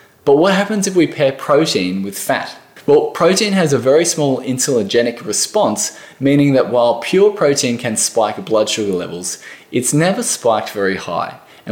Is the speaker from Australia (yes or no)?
yes; Australia